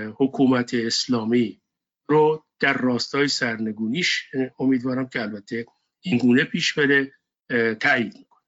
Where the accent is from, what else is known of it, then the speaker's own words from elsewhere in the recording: Iran; now in United States; به عنوان یک ایرانی امریکایی